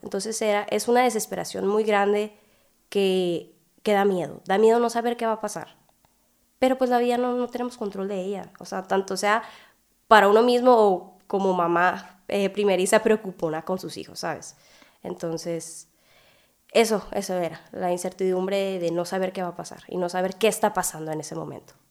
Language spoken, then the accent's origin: Spanish; Hermosillo, Sonora, Mexico; soy de Hermosillo, Sonora